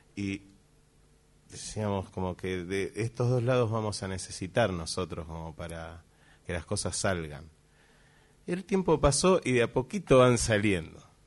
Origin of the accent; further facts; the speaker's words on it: Buenos Aires, Argentina; siendo porteños desde acá